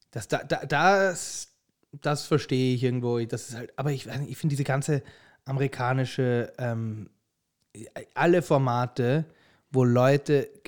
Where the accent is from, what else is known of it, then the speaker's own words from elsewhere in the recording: Austria; wir haben uns jetzt nicht als Österreicher